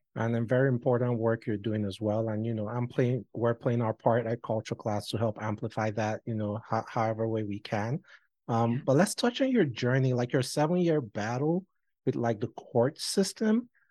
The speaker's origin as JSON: {"language": "English", "country": "Nigeria", "moved": "as an adult", "said": "my nigerian passport"}